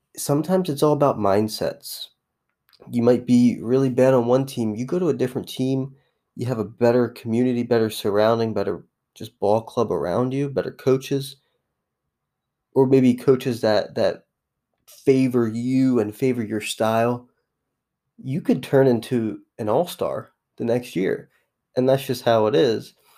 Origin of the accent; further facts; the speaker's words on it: New Jersey, United States; I'm not from Chicago. I'm from the Philly area, but South Jersey specifically